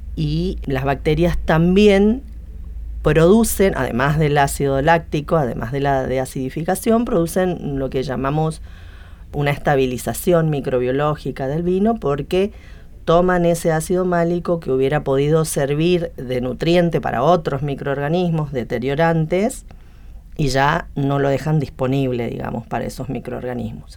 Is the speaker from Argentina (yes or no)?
yes; Misiones, Argentina; moved away as an adult; now in Buenos Aires, Argentina; Nací en Misiones y vine acá a Buenos Aires buscando posgrado y me quedé